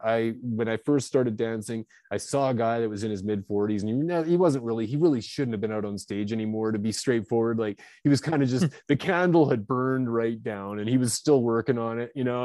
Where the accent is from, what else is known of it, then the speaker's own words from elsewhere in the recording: British Columbia, Canada; also born or lived in Vancouver area, British Columbia; now in Kelowna, Canada; now I'm from Canada. I'm up here in Kelowna, British Columbia, Canada.